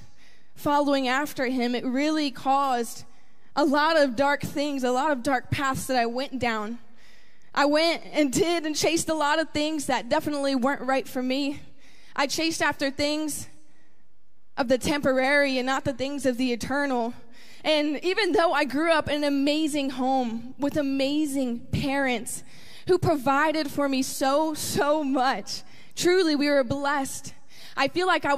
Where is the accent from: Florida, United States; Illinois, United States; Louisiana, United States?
Florida, United States; Tampa; I grew up right here in Tampa, Florida